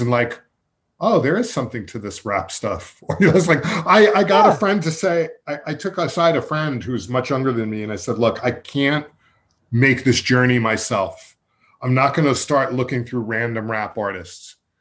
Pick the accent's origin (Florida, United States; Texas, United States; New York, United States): New York, United States; Massapequa Park; when we were growing up in Massapequa Park